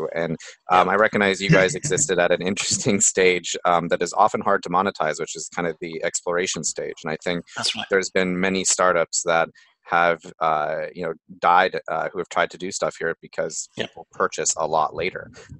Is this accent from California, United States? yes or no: yes; California, United States; I'm from California